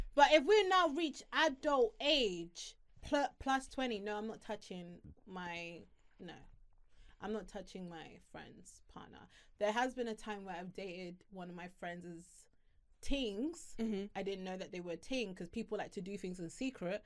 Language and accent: English; Harrow, London, United Kingdom; I'm from a small town, no, not small town, but I'm from Harrow